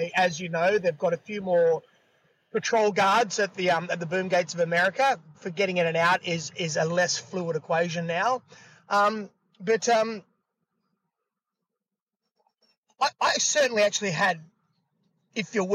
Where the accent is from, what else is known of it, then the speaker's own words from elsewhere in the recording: Sydney, New South Wales, Australia; also born or lived in Los Angeles; I'm born and raised in Bondi Beach